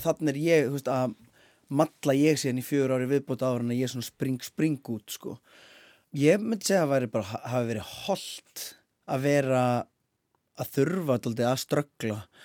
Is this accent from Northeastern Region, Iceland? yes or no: yes; Akureyri, Northeastern Region, Iceland; moved away; ég er náttúrulega frá akurir í grunninn